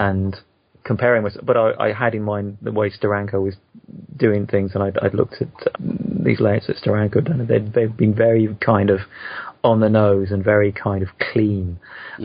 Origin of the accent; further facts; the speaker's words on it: United Kingdom; I'm a Brit